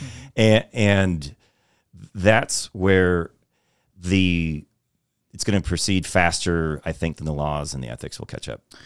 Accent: Texas, United States; also born or lived in New York; I'm originally from New York, but I grew up in Texas

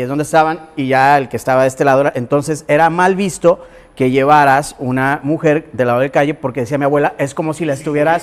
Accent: Guadalajara, Jalisco, Mexico; now in Colima, Mexico; yo soy de Guadalajara y en Jalisco

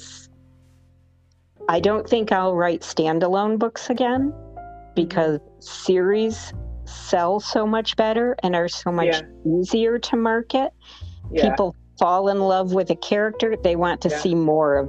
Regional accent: Rome, New York, United States; moved away; my hometown of Rome, New York

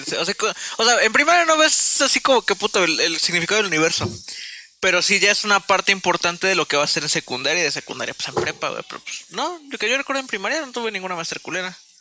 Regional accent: central Mexico, Mexico; Nosotros somos parte céntrica de México

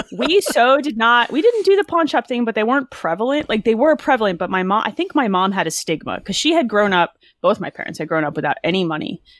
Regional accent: New Jersey, United States; also born or lived in Philadelphia; Jersey, born and raised

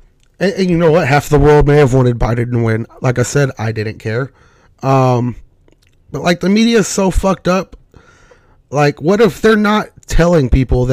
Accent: United States; I'm an American first

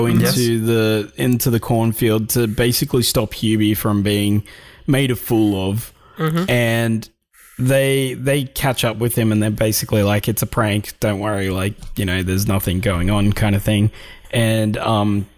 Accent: Australia; Tell we're all from Australia.

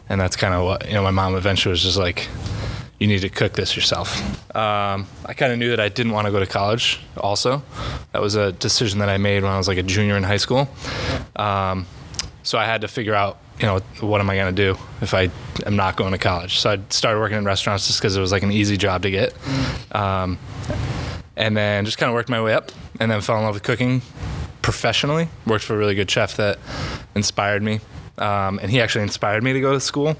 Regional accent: North Kingstown, Rhode Island, United States; I grew up in Rhode Island, North Kingstown

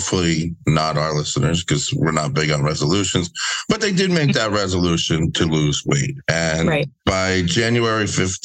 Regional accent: New Jersey, United States; I'm from New Jersey

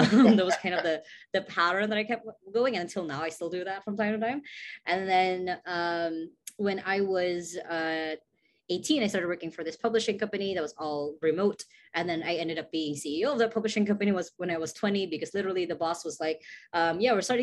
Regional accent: Cebu City, Central Visayas, Philippines; I am from Cebu City, Philippines

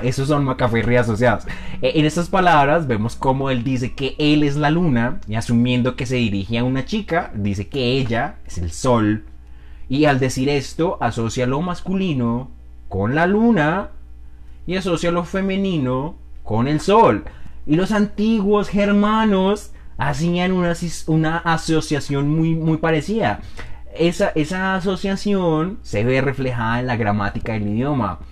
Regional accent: Colombia; accent: Colombian; Es mi hablar colombiano

